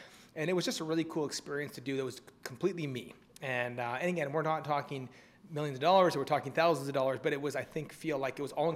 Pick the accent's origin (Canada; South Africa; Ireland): Canada; we're both Canadian.